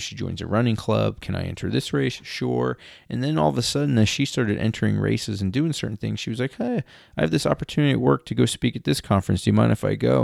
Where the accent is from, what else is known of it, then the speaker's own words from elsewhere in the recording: Philadelphia, Pennsylvania, United States; I'm from Philadelphia